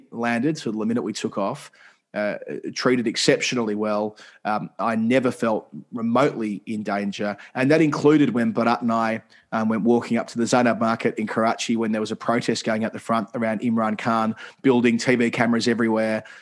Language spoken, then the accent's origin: English; Australia; I am an Australian kid